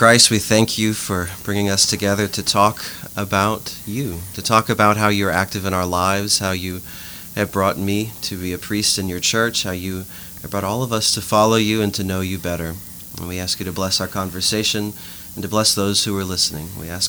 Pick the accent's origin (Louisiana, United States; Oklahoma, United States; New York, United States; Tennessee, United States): Louisiana, United States; Lafayette; now in Eunice, United States; So I'm from Lafayette originally. I grew up in Fatima Church, and then I went to STM afterwards.